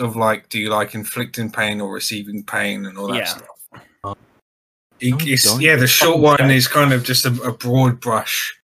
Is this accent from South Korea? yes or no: no; United Kingdom; I am British